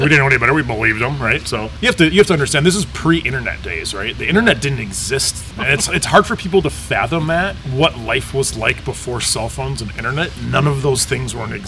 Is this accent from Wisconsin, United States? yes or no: yes; Milwaukee, Wisconsin, United States; also born or lived in Alaska; now in Stevens Point, United States; I'm from Milwaukee